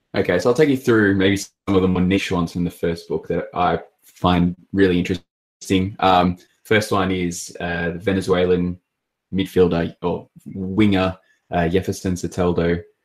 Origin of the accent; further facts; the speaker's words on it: Australia; I'm obviously from Australia